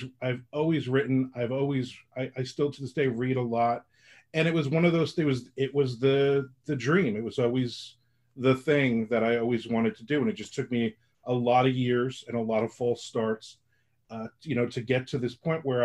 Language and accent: English; Middletown, New Jersey, United States; also born or lived in Newark, New Jersey; now in Florida, United States; I'm originally from New Jersey, and I was born in Newark, and I grew up in Middletown, New Jersey.